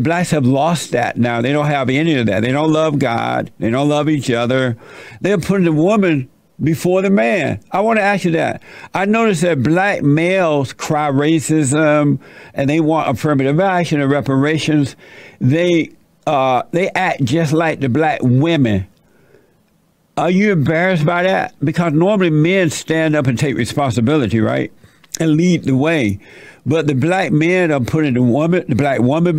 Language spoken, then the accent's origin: English; Alabama, United States; I grew up in Alabama under the Jim Crow laws